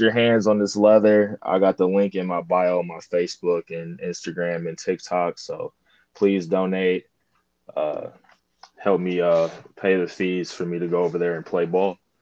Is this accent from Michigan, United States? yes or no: yes; Detroit, Michigan, United States; I'm from Detroit.